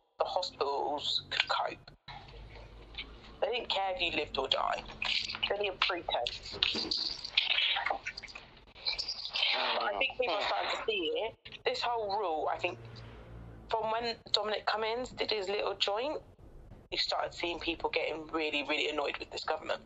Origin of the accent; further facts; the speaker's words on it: High Wycombe, South East England, United Kingdom; My hometown doesn't have an A&E.